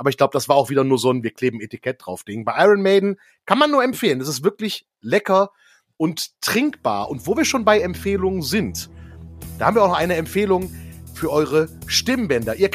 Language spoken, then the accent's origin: German; Düsseldorf, North Rhine-Westphalia, Germany; als Düsseldorfer hat mich diese doch sehr bewusste Einschätzung sehr gefreut